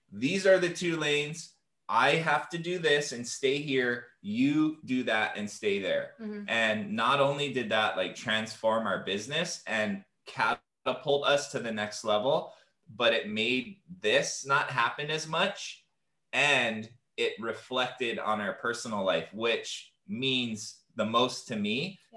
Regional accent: Hawaii, United States; growing up in Hawaii, and I'm a native Hawaiian um, from this land

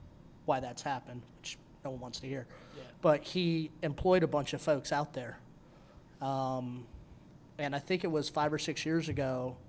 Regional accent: Woodbridge, Virginia, United States; I'm from Woodbridge.

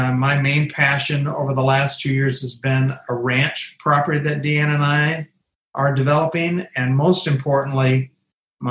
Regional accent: Southeast South Dakota, United States; moved away as an adult; now in Kansas City, United States; I grew up in Southeast South Dakota, small town.

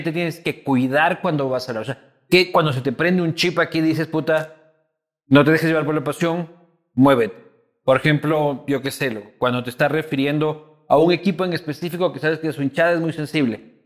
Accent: Ecuador

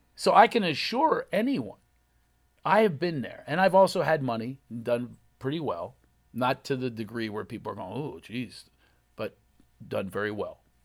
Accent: Philadelphia, Pennsylvania, United States; accent: Philly

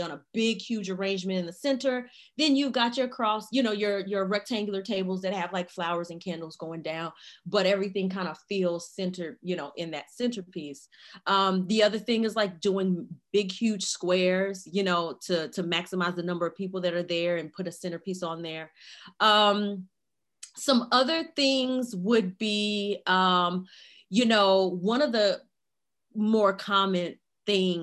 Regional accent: Chicago, Illinois, United States; now in Raleigh, United States; I'm originally from Chicago, Illinois, but currently I live in Raleigh, North Carolina

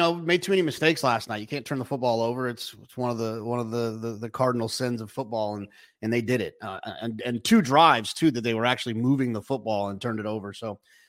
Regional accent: Texas, United States; moved away; I grew up in Texas where it gets obnoxiously hot

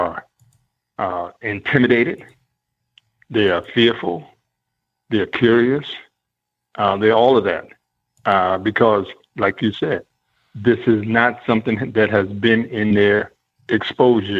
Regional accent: Baltimore, Maryland, United States; I grew up in Baltimore. I went to high school here

